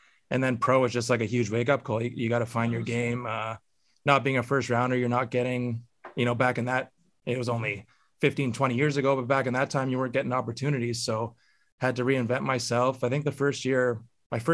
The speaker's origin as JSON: {"language": "English", "area": "Garden River First Nation", "region": "Ontario", "country": "Canada", "tie": "born or raised there", "said": "growing up in Garden River First Nation"}